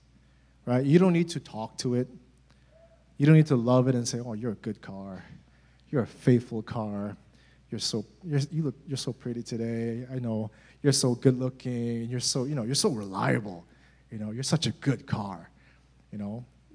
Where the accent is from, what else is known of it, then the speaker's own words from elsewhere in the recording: United States; as Americans